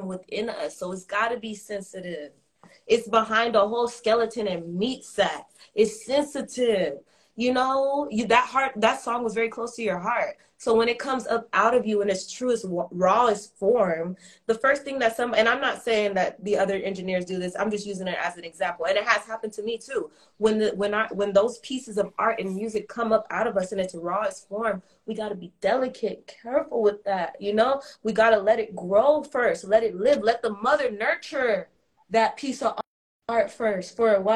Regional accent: Los Angeles, California, United States; I'm from Los Angeles. I'm on the West Coast

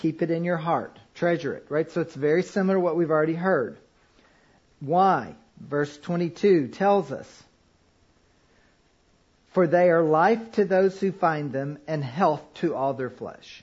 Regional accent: Kentucky, United States; I grew up in Kentucky

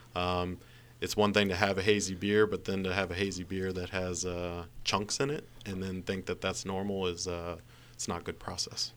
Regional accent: Montgomery County, Maryland, United States; I grew up in Montgomery County with cherry blossoms on my street

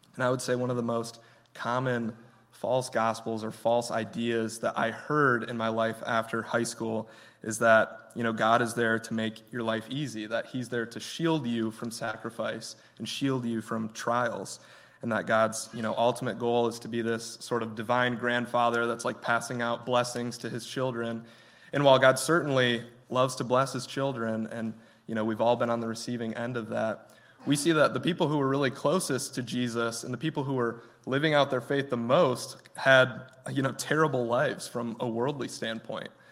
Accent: Grant, Michigan, United States; I'm from Grant, Michigan. It's a very small town, I think population like 900 right now

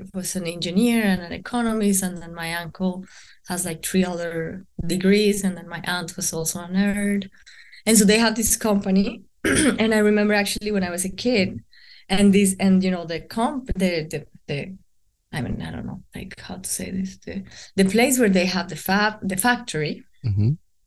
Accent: Bogota, Bogotá Capital District, Colombia; moved away; I am from Bogota

